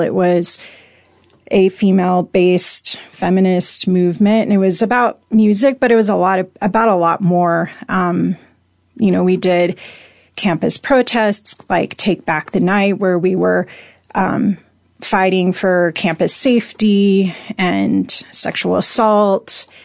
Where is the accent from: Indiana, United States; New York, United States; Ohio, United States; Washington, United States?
Washington, United States; Spokane; now in Salida, United States; I grew up in, I'd say, two parts of Spokane